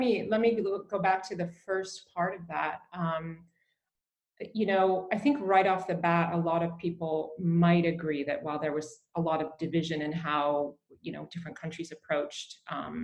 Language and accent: English; Canada; I grew up in Canada. My parents were from England.